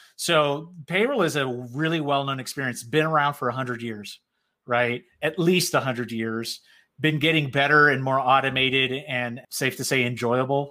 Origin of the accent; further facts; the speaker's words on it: South Florida, United States; Puerto Rican background, born and raised in South Florida